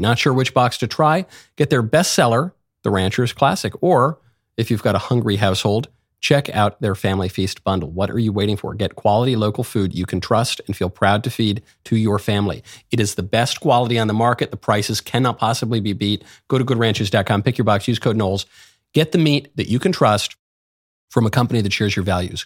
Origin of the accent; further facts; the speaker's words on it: New York City, New York, United States; I'm a New Yorker, so I've spent a lot of time in Saint Pat's over, over the years.